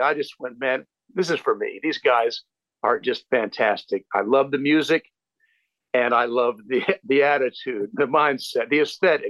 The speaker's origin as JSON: {"language": "English", "town": "Williamsburg", "region": "Virginia", "country": "United States", "tie": "born or raised there", "said": "my hometown here in Williamsburg, VA."}